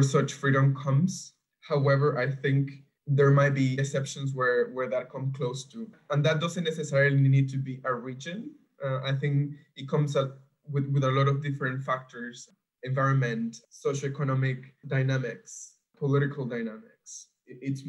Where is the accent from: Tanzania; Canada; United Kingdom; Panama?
Panama; now in Europe; I'm from Panama